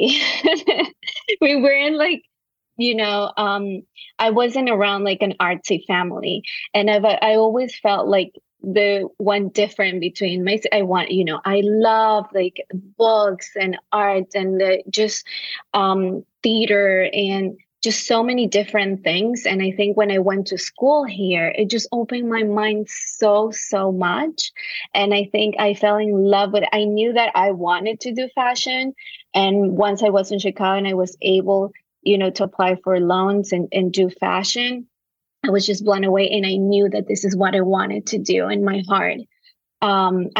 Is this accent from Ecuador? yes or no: yes; Quevedo, Los Ríos, Ecuador; now in New York City, United States; I was raised and I was born in a small town called Quevedo in the coast of Ecuador